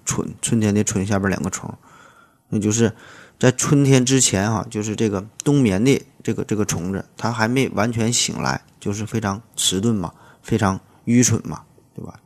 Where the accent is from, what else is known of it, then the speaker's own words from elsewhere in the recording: China; 咱们中国大陆地区